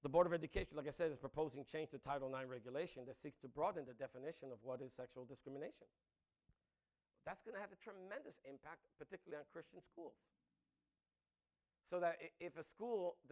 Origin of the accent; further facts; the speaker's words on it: New York City, New York, United States; I grew up in the Bronx